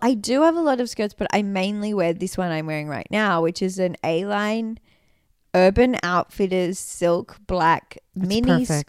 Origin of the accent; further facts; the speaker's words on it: Sydney, New South Wales, Australia; now in Los Angeles, United States; But also we live in Los Angeles and mm-hmm. I'm from Sydney, Australia.